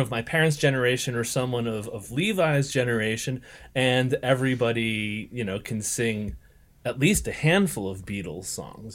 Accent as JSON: {"language": "English", "area": "an hour outside of Boston", "region": "Massachusetts", "country": "United States", "tie": "born or raised there", "said": "I grew up an hour outside of Boston"}